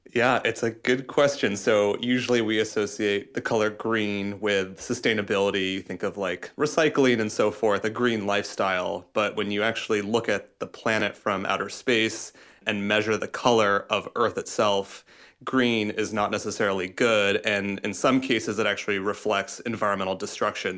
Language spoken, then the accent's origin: English; Iowa, United States; I'm from Iowa, we have these giant cornfields